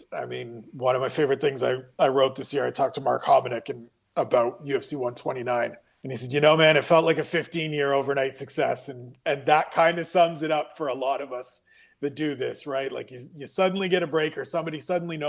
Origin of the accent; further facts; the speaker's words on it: Ontario, Canada; I'm Canadian.